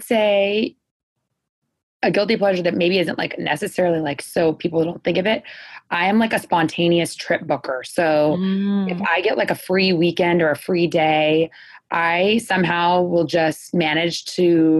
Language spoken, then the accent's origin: English; San Diego, California, United States; moved away as an adult; now in New York, United States; Ashley and I are born and raised in Southern California. Grew up, we have a large family.